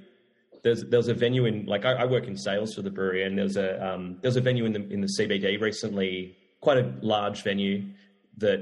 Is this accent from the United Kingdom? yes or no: no; Australia; growing up in Australia for what, 38, 39 years